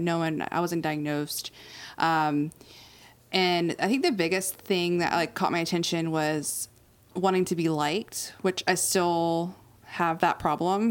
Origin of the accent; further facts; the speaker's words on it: Outer Banks, North Carolina, United States; moved away as an adult; I grew up on the Outer Banks, which is literally uh, an island